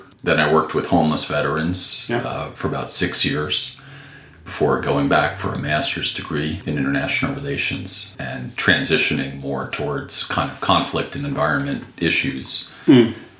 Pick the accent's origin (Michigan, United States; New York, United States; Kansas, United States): New York, United States; suburbs of; moved away as an adult; also born or lived in Bronx, New York / Indiana / Northern California; Raised in the suburbs of New York.